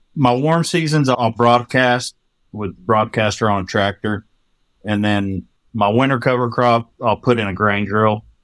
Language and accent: English; Hereford, Texas, United States; moved away as an adult; now in Oklahoma, United States; I grew up in the panhandle of Texas.